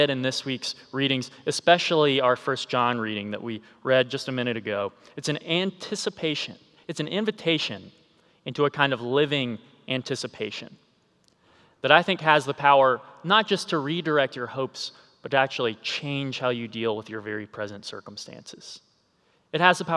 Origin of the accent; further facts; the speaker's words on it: South Carolina, United States; an Air Force base near my hometown.